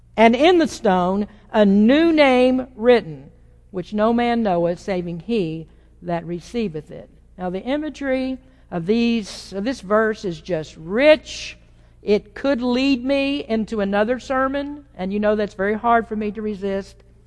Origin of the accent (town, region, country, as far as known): United States